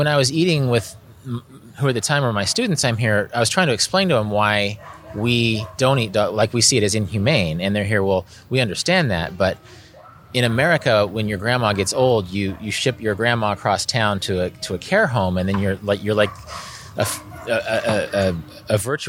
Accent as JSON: {"language": "English", "region": "Kansas", "country": "United States", "said": "I'm from Kansas. I've seen a lot of cows being raised."}